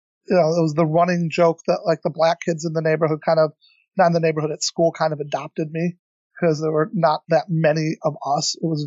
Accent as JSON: {"language": "English", "town": "Edwardsville", "region": "Illinois", "country": "United States", "tie": "born or raised there", "also_born_or_lived": "East Lansing, Michigan / Iran / St. Louis", "said": "I moved to St. Louis. I was a Cardinals fan. Raised in East Lansing, I was a Spartan fan."}